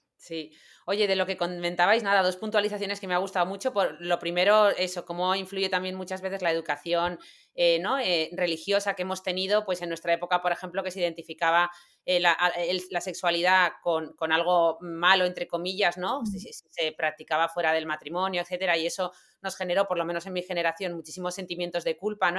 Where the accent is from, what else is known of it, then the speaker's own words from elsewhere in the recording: Granada, Andalusia, Spain; somos de Granada